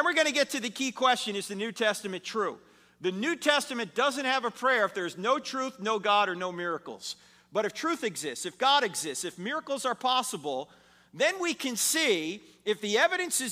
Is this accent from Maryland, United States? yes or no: no; New Jersey, United States; moved away; I'm originally from New Jersey